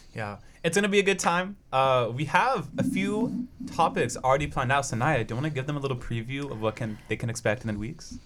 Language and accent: English; Portland, Oregon, United States; now in Corvallis, United States; I'm also from Portland, Oregon